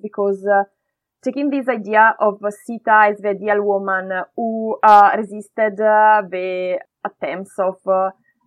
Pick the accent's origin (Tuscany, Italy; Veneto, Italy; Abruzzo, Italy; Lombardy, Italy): Lombardy, Italy; Brescia; English is a second language; moved away as an adult; also born or lived in India; now in Manchester, United Kingdom; my hometown, Brescia